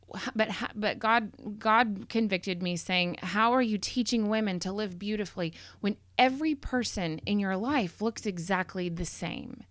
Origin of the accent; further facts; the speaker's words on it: McKinney, Texas, United States; I grew up in McKinney